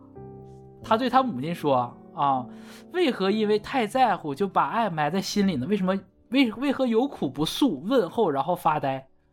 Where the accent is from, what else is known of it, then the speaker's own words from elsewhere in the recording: Northeast China, China; 我们东北人，我们就不说秋裤